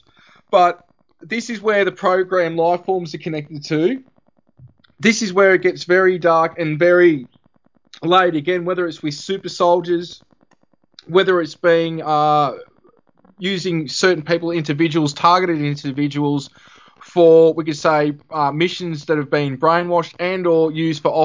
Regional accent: Albury, New South Wales, Australia; moved away as an adult; now in Rutherglen, Australia; I'm originally from Albury, which is about 40 minutes away.

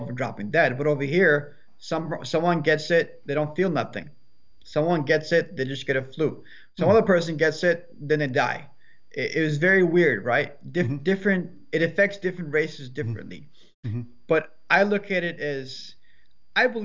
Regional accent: Iran; now in United States; I was born there.

